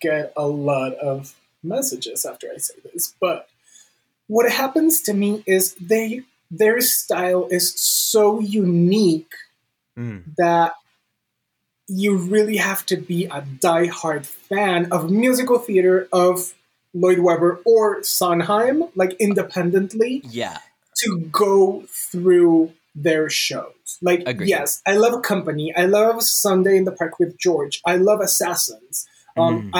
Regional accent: Bogotá, Bogotá Capital District, Colombia; I am still in my hometown, Bogota, Colombia, all the way down in South America.

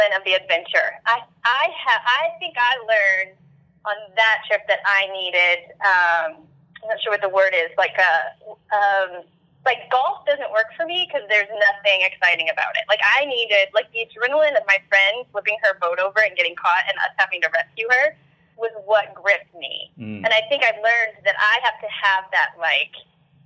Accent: Evansville, Indiana, United States; I ended up staying in my hometown and going to a college called the University of Southern Indiana

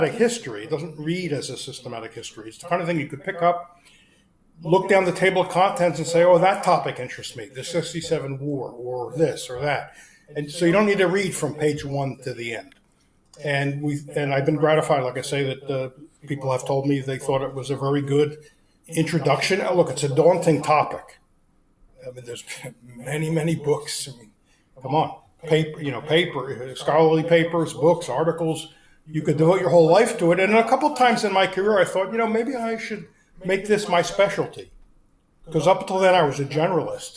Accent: Philadelphia, Pennsylvania, United States; moved away; also born or lived in Washington, D.C.; I grew up in Philadelphia in a Jewish family

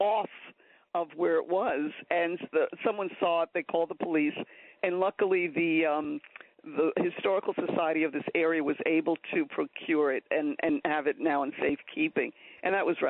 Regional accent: New York City, New York, United States; also born or lived in Boston; I've been in Queens all my life, except when I went to college up in Boston. So I grew up here in Queens.

